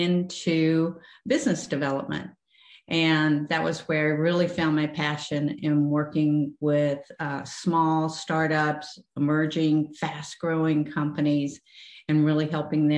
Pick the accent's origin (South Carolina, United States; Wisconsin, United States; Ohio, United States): South Carolina, United States; moved away as an adult; also born or lived in Minnesota; now in Charlotte, United States; I grew up in South Carolina, went to school at Clemson